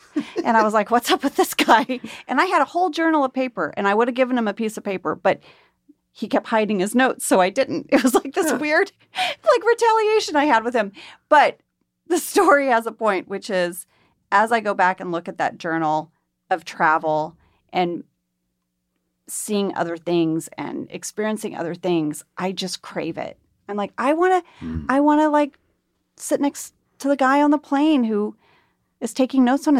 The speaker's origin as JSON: {"language": "English", "region": "Jakarta", "country": "Indonesia", "tie": "born or raised there", "said": "I traveled a lot growing up. My dad was a drilling engineer. I grew up in Jakarta, and we moved around a lot."}